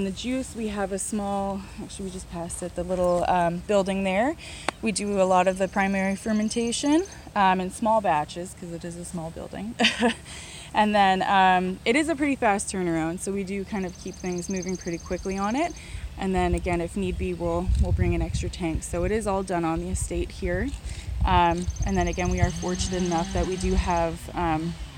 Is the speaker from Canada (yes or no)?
yes; Barrie, Ontario, Canada; moved away as an adult; also born or lived in Niagara; now in Prince Edward County, Canada; I'm originally from Barrie, so up north where the snow belt